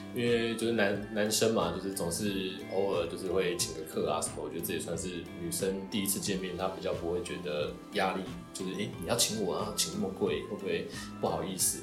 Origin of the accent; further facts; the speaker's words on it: Taiwan; now in Japan; 我们台湾人就是在外国